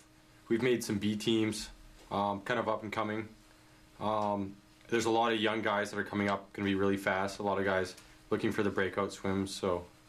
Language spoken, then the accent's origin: English; Vancouver Island, British Columbia, Canada; I'm from the island, so I'm actually local almost.